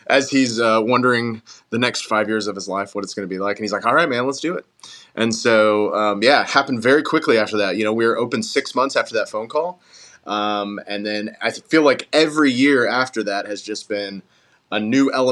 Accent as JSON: {"language": "English", "town": "Knoxville", "region": "Tennessee", "country": "United States", "tie": "born or raised there", "also_born_or_lived": "Asheville, North Carolina", "said": "I was born in Asheville, North Carolina, but Knoxville, Tennessee is home. Moved here when I was 5 years old"}